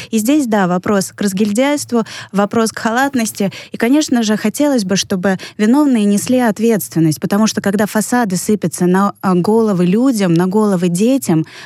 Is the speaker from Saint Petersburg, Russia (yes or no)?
yes; Saint Petersburg, Russia; Я петербурженка.